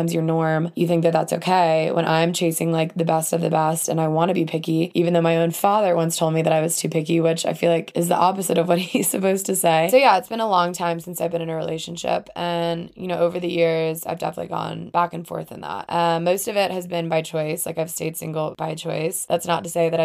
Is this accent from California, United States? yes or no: no; Alabama, United States; moved away as an adult; also born or lived in Atlanta, Georgia; I'm from the South, from Alabama, as I've said before, and lived in Atlanta for a couple years after